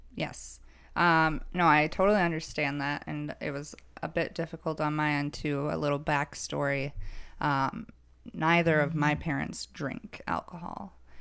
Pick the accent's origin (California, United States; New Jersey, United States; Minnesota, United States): Minnesota, United States; Woodbury; I'm from Woodbury, Minnesota. That is my hometown